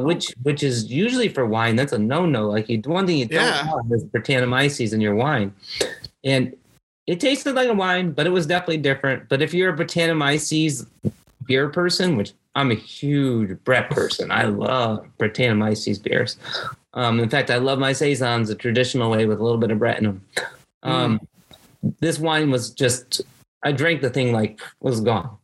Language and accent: English; Bridgeport, Connecticut, United States; moved away as an adult; also born or lived in Gettysburg, Pennsylvania / Wake Forest / Baltimore; now in Lexington, United States; so originally, I'm from New England. I'm born and raised in Connecticut. I was born in Bridgeport, Connecticut